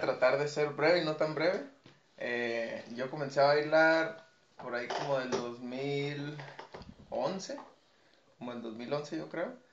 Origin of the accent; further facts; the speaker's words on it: Guadalajara, Jalisco, Mexico; now in Tijuana, Mexico; yo no soy de aquí de Tijuana, yo soy de Guadalajara